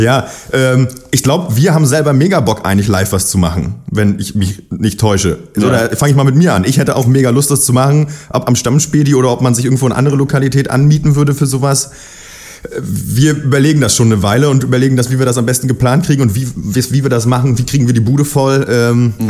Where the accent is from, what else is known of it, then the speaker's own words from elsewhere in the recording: Berlin, Germany; ich komme aus Berlin